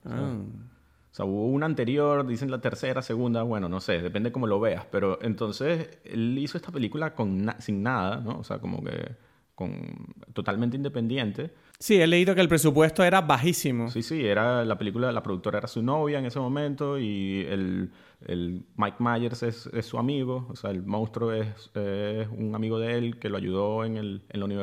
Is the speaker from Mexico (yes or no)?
no; Venezuela; also born or lived in Madrid / Berlin; obvio que soy venezolano, pero me refiero, yo viví en Madrid, después viví en Berlín